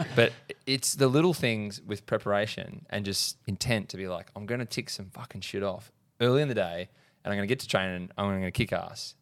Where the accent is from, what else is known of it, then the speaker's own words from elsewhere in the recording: Horsham, Victoria, Australia; I grew up in Horsham, Country